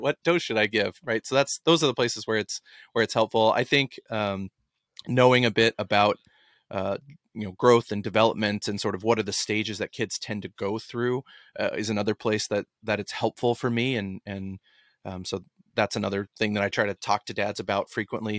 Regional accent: Dallas, Texas, United States; growing up in Dallas

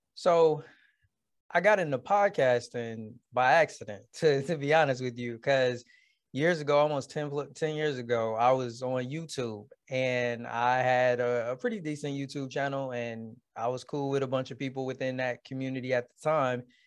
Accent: Detroit, Michigan, United States; born and raised in Detroit, Michigan

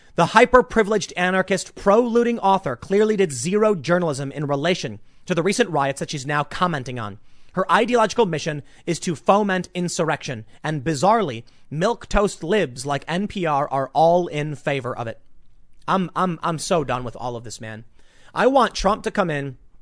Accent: Chicago, Illinois, United States; moved away; this is my hometown

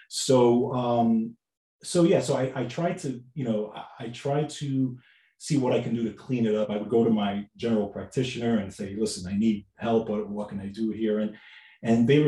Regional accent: New York City, New York, United States; I grew up in New York, Bronx

